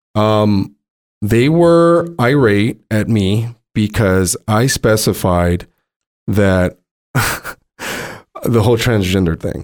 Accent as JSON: {"language": "English", "town": "Montebello", "region": "California", "country": "United States", "tie": "born or raised there", "said": "a regular dude that I grew up with in San Gabriel Valley, Montebello"}